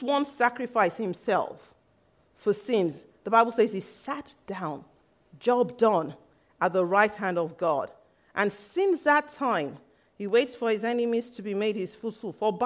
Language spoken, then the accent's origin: English; Nigeria; I grew up in Nigeria, and when I was young, my mom took me to a white garments church